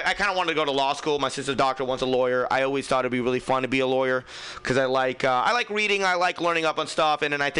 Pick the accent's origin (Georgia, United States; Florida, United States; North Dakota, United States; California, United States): California, United States; Fremont; I'm from Fremont